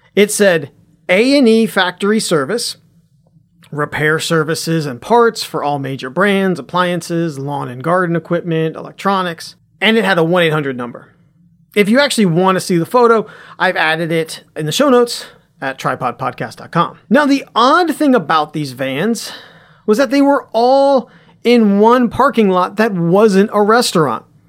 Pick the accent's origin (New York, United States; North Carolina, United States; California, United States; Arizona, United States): North Carolina, United States; Cary; moved away; my hometown of Cary, North Carolina.